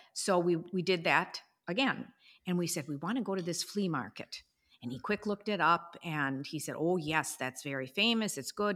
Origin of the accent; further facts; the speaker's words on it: United States; as American as we are